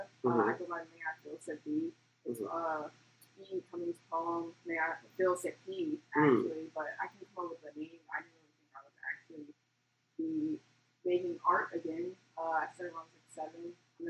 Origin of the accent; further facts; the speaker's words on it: Maryland, United States; moved away as an adult; now in San Antonio, United States; So I've been in Texas pretty much my whole career. But I'm from Maryland